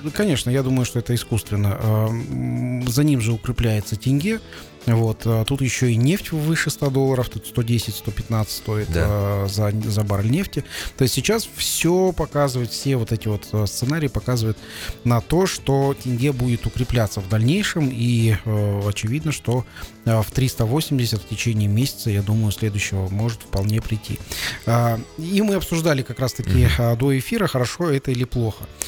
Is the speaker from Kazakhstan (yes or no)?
yes; Kazakhstan; среднего нашего казахстанца